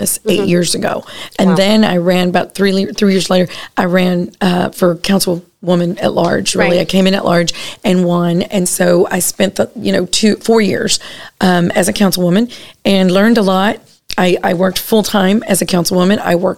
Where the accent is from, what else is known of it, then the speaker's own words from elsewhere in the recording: Corpus Christi, Texas, United States; I was born and raised here in Corpus Christi